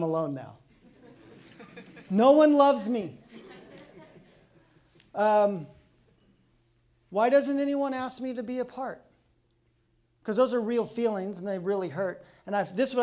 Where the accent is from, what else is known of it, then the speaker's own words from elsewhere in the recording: Colorado, United States; now in Pacific Northwest, United States; I'm from Colorado